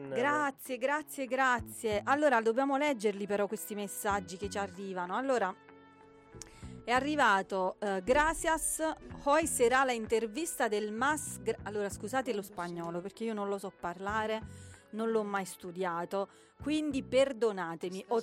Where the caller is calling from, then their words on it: Rovito, Calabria, Italy; sono di Rovito, in provincia di Cosenza.